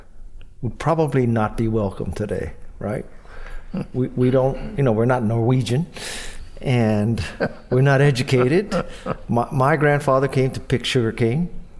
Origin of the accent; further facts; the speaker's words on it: Hawaii, United States; And I'm Japanese American. You're Italian American. I'm from Hawaii